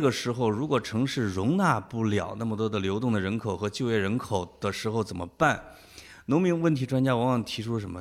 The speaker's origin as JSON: {"language": "Chinese", "region": "Henan", "country": "China", "said": "我们河南人"}